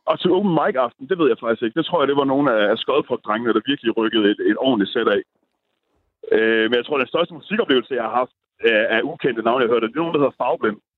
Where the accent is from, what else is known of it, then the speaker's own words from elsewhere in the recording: Holstebro, Central Denmark Region, Denmark; moved away; det har jeg i hvert fald oplevet hjemme i Holstebro